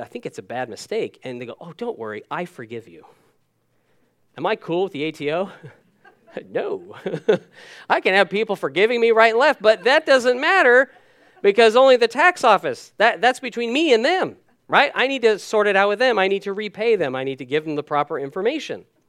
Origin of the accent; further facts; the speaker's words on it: United States; moved away; I'm American by birth. Dual citizen now